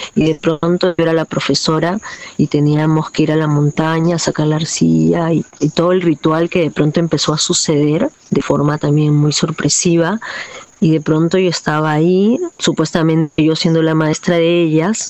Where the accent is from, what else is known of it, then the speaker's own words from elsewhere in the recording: Lima, Peru; now in Manglaralto, Ecuador; yo crecí en un barrio popular limeño